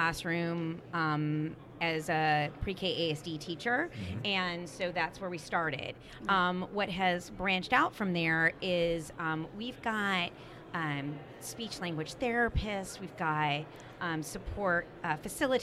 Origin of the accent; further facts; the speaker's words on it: Orlando, Florida, United States; I'm from Orlando